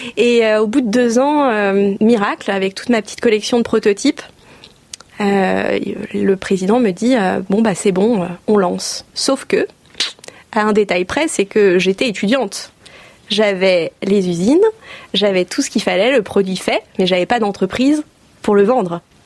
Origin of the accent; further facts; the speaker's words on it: Oise, Hauts-de-France, France; moved away as an adult; also born or lived in Angers area, Maine-et-Loire; now in Le Lion-d'Angers, France; je suis originaire de l'Oise. J'y ai passé toute, euh, toute mon enfance, mon adolescence